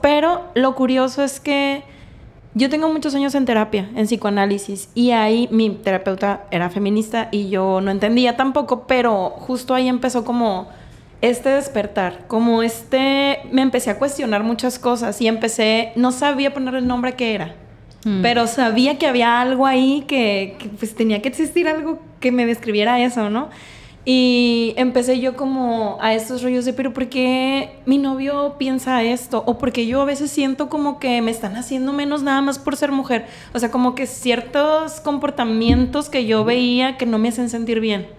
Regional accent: Mazatlán, Sinaloa, Mexico; also born or lived in Mexico City / Guadalajara; nací en Mazatlán, toda mi vida Mazatlán. Pero me fui un ratito a Ciudad de México, Guadalajara

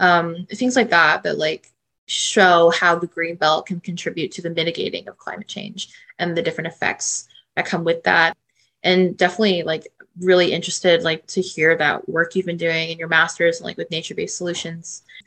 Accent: Toronto, Ontario, Canada; I'm from Toronto

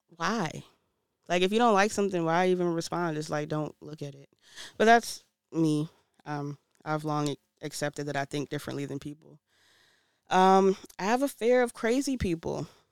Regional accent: New York City, New York, United States; also born or lived in DMV area (Washington, D.C. metropolitan area); now in DMV area, United States; I'm originally from Brooklyn, New York, but I l, live in the D M V area. I, I've been in the D M V area longer than I've lived in New York

